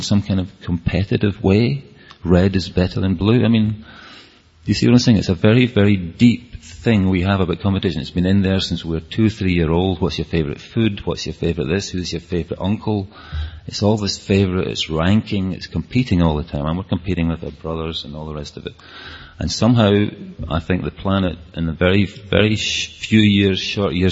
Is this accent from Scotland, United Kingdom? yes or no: yes; Scotland, United Kingdom; accent: Scottish; my Scottish accent